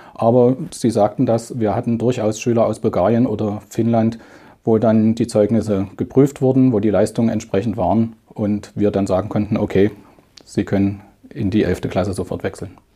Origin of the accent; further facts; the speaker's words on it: Germany; als Deutscher